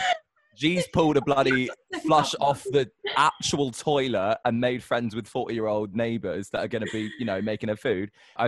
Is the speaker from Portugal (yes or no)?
no; Scotland, United Kingdom; I am Scottish